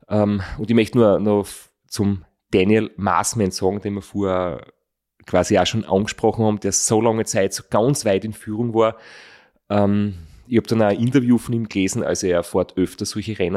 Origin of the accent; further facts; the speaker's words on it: Austria; einen Podcast gefunden, wo er, der englisch ist, den man heute halt als, als Österreicher hören kann